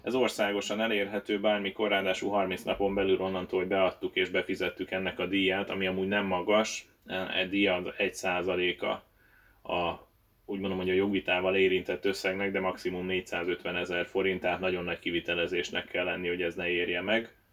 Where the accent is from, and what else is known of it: Hungary